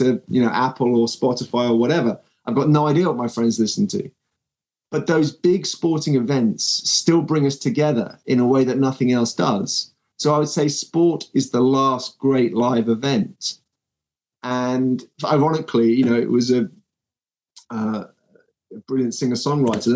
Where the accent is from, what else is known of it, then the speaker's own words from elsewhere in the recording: United Kingdom; despite being a Brit